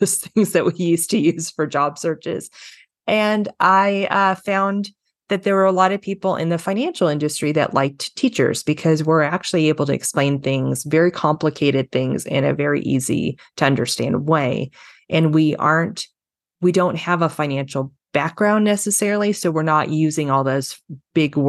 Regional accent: Los Angeles, California, United States; I grew up in Los Angeles, California

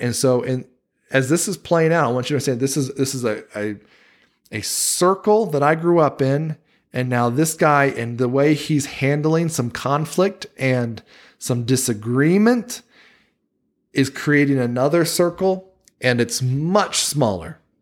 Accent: Wilmington, North Carolina, United States; moved away as an adult; now in Utah, United States; that church where I grew up in Wilmington, North Carolina

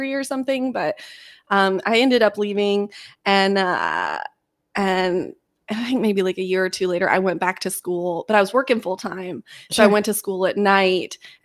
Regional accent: Hillsborough, North Carolina, United States; also born or lived in Banner Elk, North Carolina; I grew up in Hillsboro, which is a little town outside of Durham and Chapel Hill.

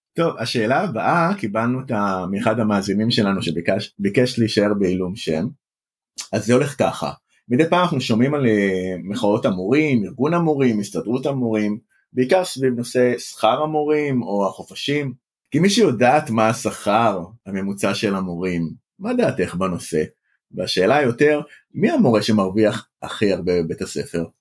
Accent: Bat Yam, Tel Aviv District, Israel; גם אני יליד העיר בת ים

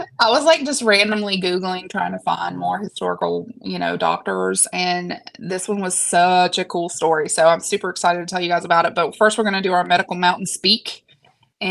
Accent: West Virginia, United States; I'm from West Virginia.

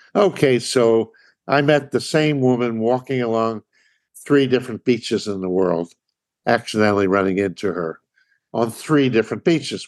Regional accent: Philadelphia, Pennsylvania, United States; moved away; My having grown up in Philly, Philly being my hometown

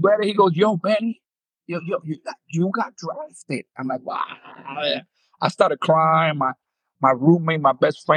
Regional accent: New York City, New York, United States; also born or lived in Dominican Republic / Puerto Rico; I'm from New York City, right? I grew up in New York City.

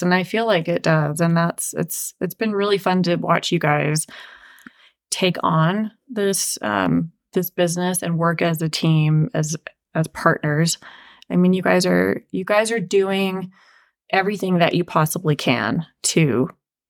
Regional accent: Utah, United States; also born or lived in Arizona; We both had this, you know, history being mostly from Utah, having lived there, grown up here

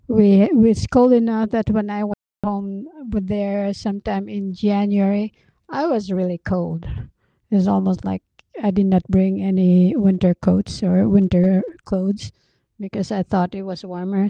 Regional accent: Philippines; moved away as an adult; also born or lived in Baguio; now in United States; I was born and raised in the Philippines

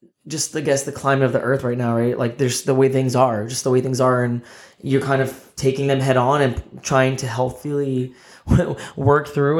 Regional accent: New Jersey, United States; born and raised in Jersey in the USA

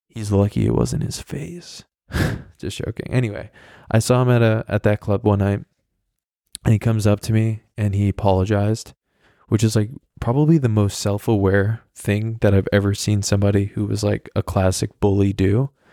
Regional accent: the Hamptons, New York, United States; I was at a club in my hometown, And this was a club that actually, I mean, it was in the Hamptons

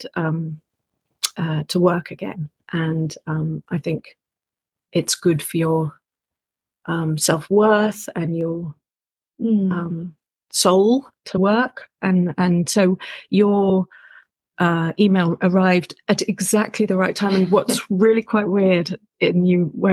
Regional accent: London, United Kingdom; moved away as an adult; also born or lived in New York / Amsterdam; now in New Zealand; I'm British, and I was born and grew up in London

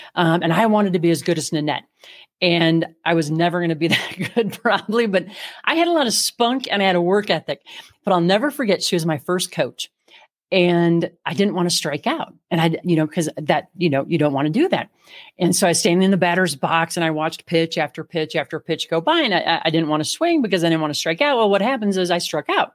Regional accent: Midwest, United States; now in Colorado, United States; I grew up in the Midwest

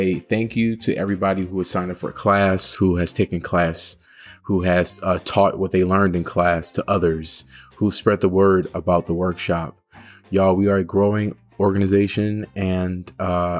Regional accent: Philadelphia, Pennsylvania, United States; moved away as an adult; I'm from Philly

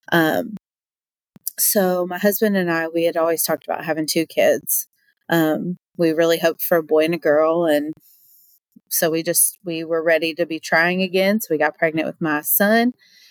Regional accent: Berea, Kentucky, United States; I grew up in Berea, Kentucky, little town

